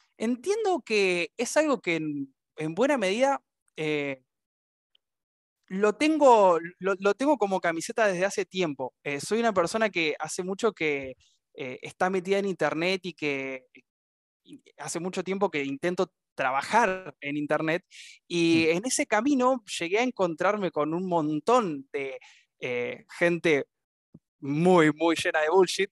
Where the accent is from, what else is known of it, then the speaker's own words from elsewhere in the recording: Argentina; now in Paraná, Argentina; Soy de Argentina, nacido y criado y actualmente viviendo en la ciudad de Paraná, Entre Ríos